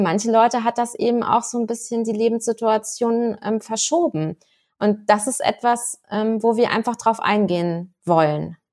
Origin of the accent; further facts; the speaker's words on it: Rhineland-Palatinate, Germany; Ich als Pfälzerin